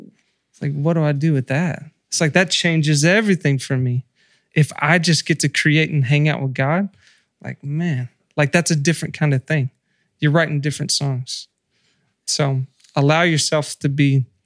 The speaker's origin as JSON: {"language": "English", "region": "the South", "country": "United States", "tie": "born or raised there", "said": "growing up in the South and being in church"}